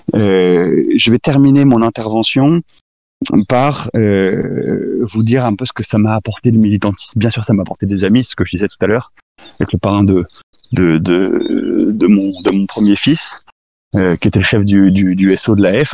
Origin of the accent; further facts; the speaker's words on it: France; en tant que Français, pas forcément en tant que catholique, donc Français